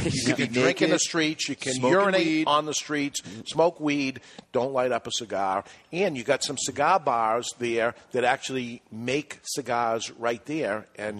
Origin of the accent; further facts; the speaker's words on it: Everett, Washington, United States; I grew up in Everett.